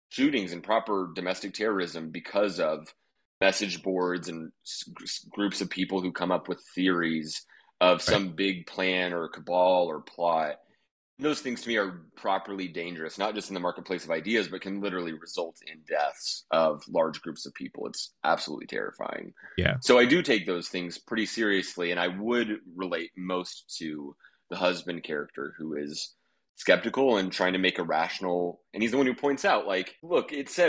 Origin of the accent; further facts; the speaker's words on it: Oklahoma, United States; I'm from Oklahoma, and I'm from like survivalist people and the like the more alt-right weirdo part of the country